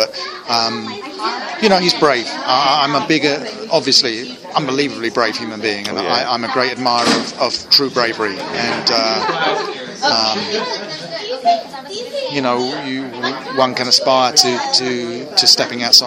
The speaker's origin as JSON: {"language": "English", "region": "London", "country": "United Kingdom", "moved": "as an adult", "lives_now": "United States", "said": "I'm from London originally."}